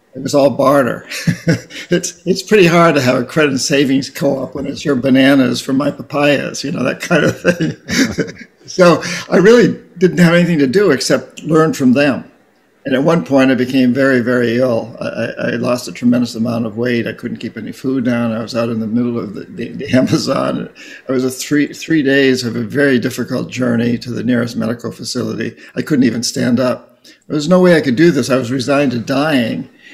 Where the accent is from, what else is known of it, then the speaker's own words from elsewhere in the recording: New Hampshire, United States; I come from New Hampshire.